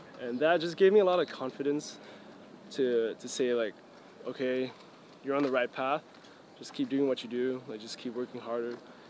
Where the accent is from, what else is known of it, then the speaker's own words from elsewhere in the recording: Singapore; growing up in Singapore was great because I was alone all the time.